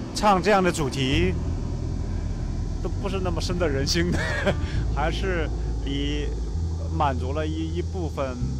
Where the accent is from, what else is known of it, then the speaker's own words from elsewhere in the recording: Jiangsu, China; 我是个江苏人